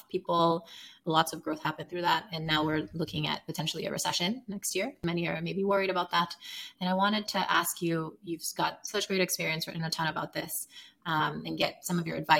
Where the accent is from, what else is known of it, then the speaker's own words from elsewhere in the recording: Sierra Leone; moved away as an adult; now in United States; I'm from Sierra Leone, West Africa